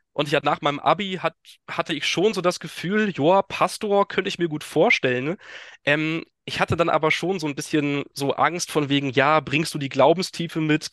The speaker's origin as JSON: {"language": "German", "town": "Teterow", "region": "Mecklenburg-Vorpommern", "country": "Germany", "tie": "born or raised there", "also_born_or_lived": "Hesse / Rostock / Kiel", "moved": "as an adult", "lives_now": "Westerrönfeld, Germany", "said": "bin schon im Alter von sechs Jahren nach Mecklenburg-Vorpommern gezogen und da auch aufgewachsen. Also ähm, bin in Tetero, dem exakten geografischen Mittelpunkt von MacPom, aufgewachsen"}